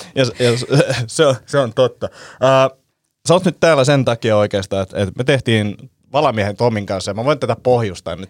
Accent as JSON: {"language": "Finnish", "town": "Helsinki", "region": "Uusimaa", "country": "Finland", "said": "me ollaan niin urpoja stadilaisia"}